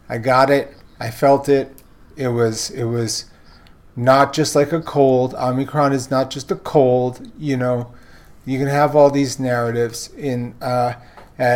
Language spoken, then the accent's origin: English; New York City, New York, United States; moved away; I'm a fourth generation Brooklynite